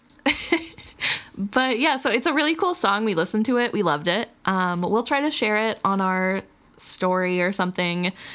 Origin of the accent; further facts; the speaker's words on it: Missouri, United States; moved away as an adult; now in Wisconsin, United States; I am not originally from the state of Wisconsin. And when I moved up here for college, everybody made fun of me. I was from Missouri